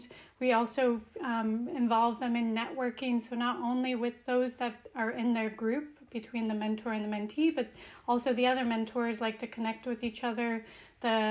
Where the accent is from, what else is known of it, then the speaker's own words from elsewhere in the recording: Reno, Nevada, United States; now in Copenhagen, Denmark; I am originally from the West Coast, from Reno, Nevada, and now I'm based in Copenhagen, Denmark.